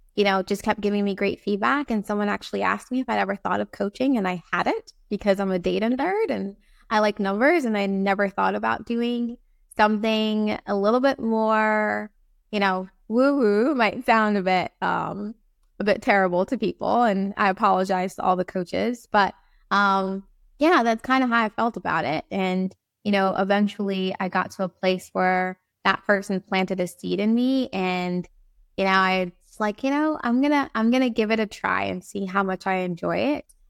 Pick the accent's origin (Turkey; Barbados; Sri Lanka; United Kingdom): Barbados; also born or lived in East Coast, United States; now in Saint Thomas, U.S. Virgin Islands; I was born in Barbados